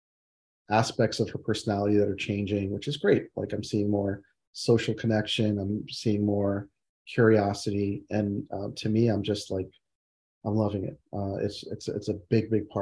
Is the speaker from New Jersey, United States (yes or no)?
yes; New Jersey, United States; while I was raised in New Jersey, I identify as West Indian